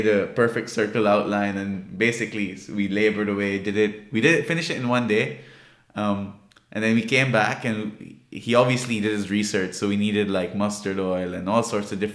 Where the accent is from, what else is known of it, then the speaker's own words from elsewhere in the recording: Pakistan; I'm from Pakistan